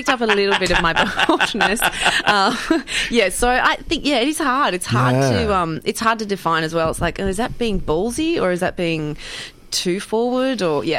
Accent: Orange, New South Wales, Australia; moved away; also born or lived in Sydney / Mackay, Queensland; I was born in Sydney. So originally born in Sydney. Yeah. And then as a small child, we moved to New South Wales, which was Orange.

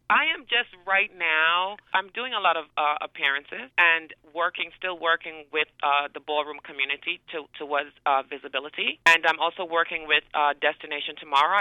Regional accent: Tobago, Trinidad & Tobago; moved away; coming from a small island, um, I'm from Trinidad and Tobago, the smaller island of Tobago

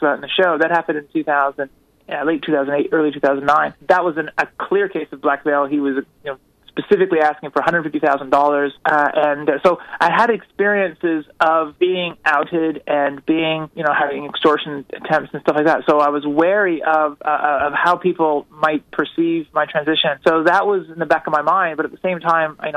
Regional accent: United States; we're Americans

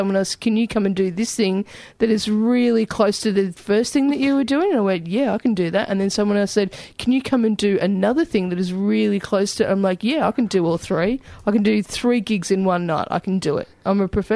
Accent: Albury, New South Wales, Australia; I grew up in Albury, and I worked at the local cinema

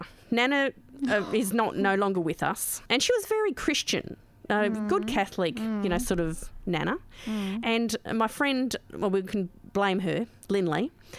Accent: Geelong, Victoria, Australia; I come from Geelong

